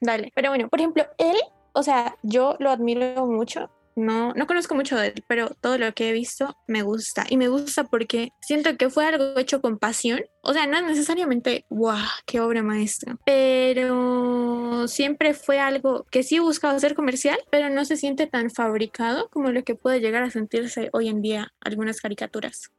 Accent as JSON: {"language": "Spanish", "country": "Colombia", "said": "somos de Colombia, país tercermundista"}